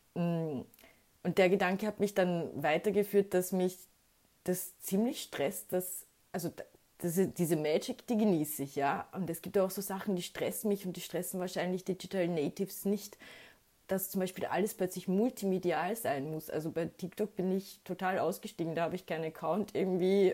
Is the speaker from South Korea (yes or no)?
no; Austria; ich bin als Österreicherin